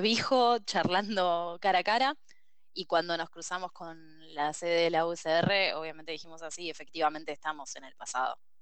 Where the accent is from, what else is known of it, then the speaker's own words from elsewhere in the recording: Buenos Aires Province, Argentina; Los dos somos de Zona Oeste